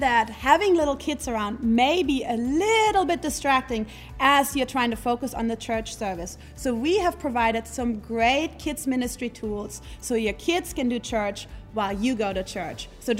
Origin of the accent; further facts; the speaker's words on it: Germany; now in Arkansas, United States; maybe even from my home country, Germany.